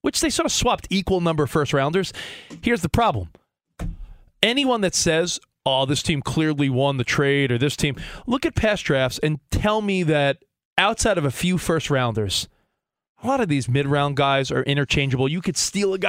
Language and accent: English; New York City, New York, United States; now in Los Angeles, United States; I'm a New Yorker at heart. I grew up there